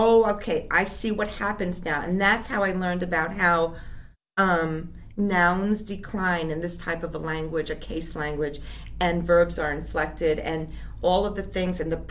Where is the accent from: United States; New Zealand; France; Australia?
United States; as an American English-speaking person who learned from an Icelander